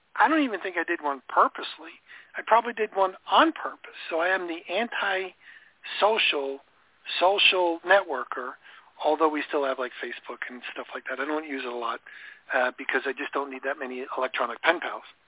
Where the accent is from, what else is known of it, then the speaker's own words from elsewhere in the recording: Florida, United States; I'm from Florida